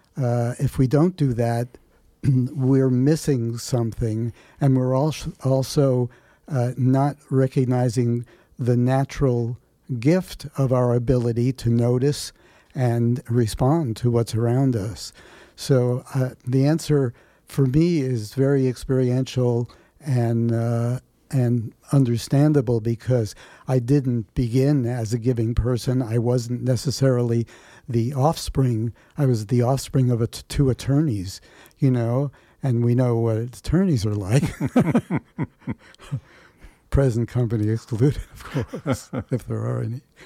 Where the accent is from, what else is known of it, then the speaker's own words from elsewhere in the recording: New York City, New York, United States; also born or lived in Bronx / Manhattan; I grew up in New York City